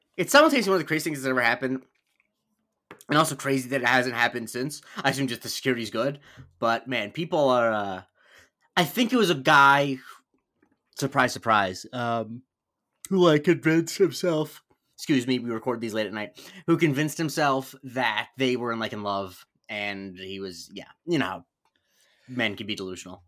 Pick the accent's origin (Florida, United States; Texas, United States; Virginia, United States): Florida, United States; I grew up in Florida